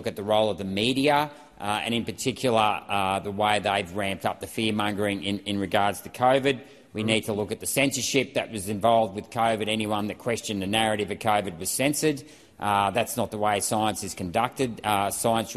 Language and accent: English; Chinchilla, Queensland, Australia; including maternity wards in my hometown of Chinchilla